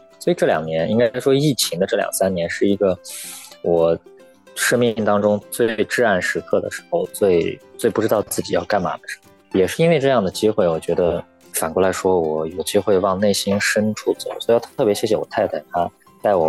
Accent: Urumqi, Xinjiang, China; accent: northern; moved away as an adult; now in Taiwan; 我一个一口北方口音来到台湾之后，知道我家乡在新疆乌鲁木齐。

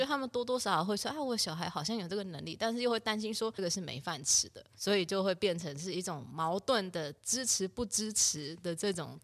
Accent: Taipei, Taiwan; moved away as an adult; also born or lived in San Francisco, United States / New York, United States; 我小时候就是泡北美馆长大的一个孩子

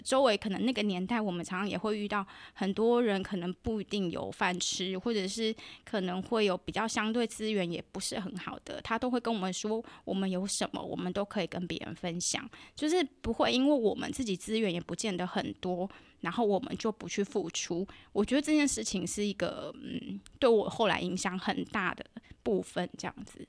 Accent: southern Taiwan, Taiwan; 我在南部长大

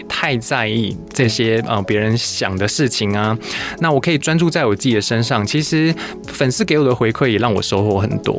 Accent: Taiwan; also born or lived in Japan; 我不一定要抱持着我是台湾人

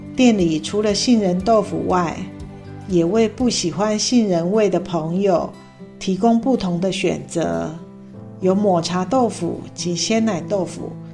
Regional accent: Hsinchu, Taiwan; moved away as an adult; now in Tainan, Taiwan; 我是新竹的客家女儿，因先生工作的关系，扎根台南已久

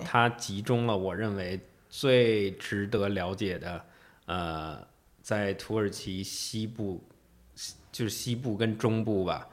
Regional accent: Beijing, China; moved away as an adult; now in Taiwan; 我是在北京长大的，嗯，我是北 就是北京人，土生土，土长，长大的北京人。嗯。然后我是，呃，大概搬来台湾可能四，四年多，多一点儿

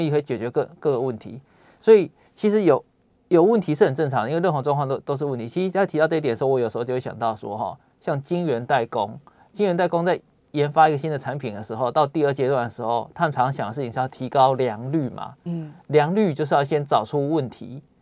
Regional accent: Taiwan; 像我们台湾人，大家总是会说，你要谦虚一点

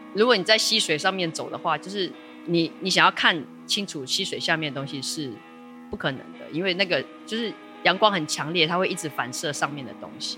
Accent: Taipei, Taiwan; moved away as an adult; now in Taitung, Taiwan; 我是台北人。哦。因为小时候虽然住在台北

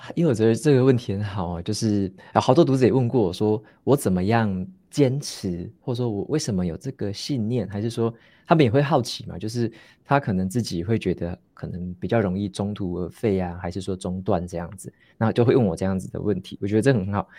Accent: Taitung, Taitung County, Taiwan; moved away as an adult; also born or lived in Taoyuan / Taipei; now in Hsinchu, Taiwan; 我是，我是从台东，就是我小时候是在台东长大嗯，嗯哼，然后嗯。从台东，应该说读到高中都是在台东读

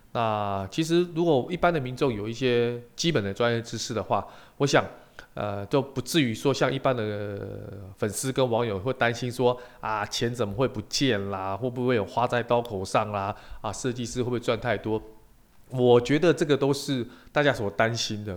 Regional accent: Taiwan; 我们台湾人很喜欢泡茶

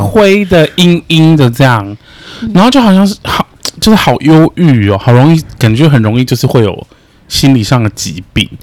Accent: central Taiwan, Taiwan; moved away as an adult; also born or lived in Chiayi; now in Taipei, Taiwan; 我是中 部人，可是我还是觉，因为我在嘉义读过书

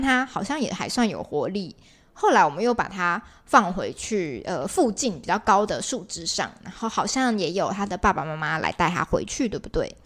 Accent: Taiwan; 我们台湾人应该比较能够类比的

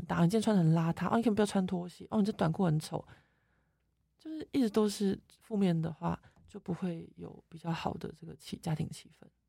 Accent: Taiwan; now in France; 我们台湾人

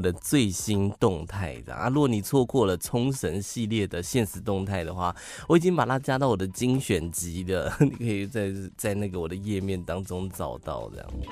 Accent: Taiwan; 你怎么会知道我是台湾人

